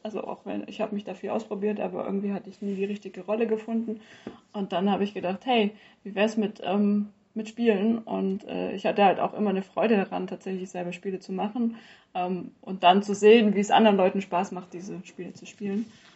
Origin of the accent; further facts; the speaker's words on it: Stuttgart area, Baden-Württemberg, Germany; moved away as an adult; now in Bayreuth, Germany; ursprünglich bin ich eigentlich aus Baden-Württemberg, Großraum Stuttgart